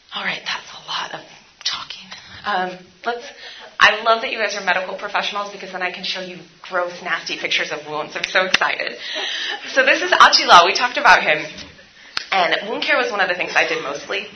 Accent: San Francisco, California, United States; also born or lived in India; I'm from San Francisco, and we have a really large homeless population.

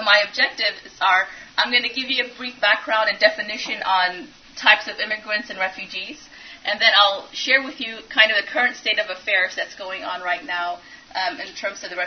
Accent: Ethiopia; also born or lived in Europe; now in Louisville, United States; I'm actually from Ethiopia and have lived all around Europe.

